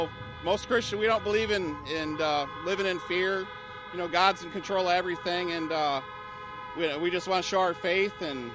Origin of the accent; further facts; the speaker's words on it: White Cloud, Michigan, United States; I'm from White Cloud, Michigan.